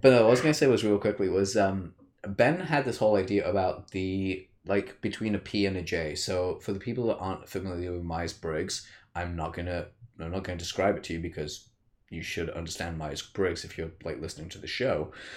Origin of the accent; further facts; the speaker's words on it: United Kingdom; I'm a Brit